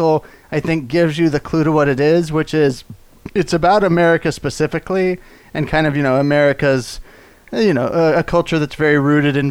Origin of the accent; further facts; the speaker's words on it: Texas, United States; I'm a Texan. We like country a lot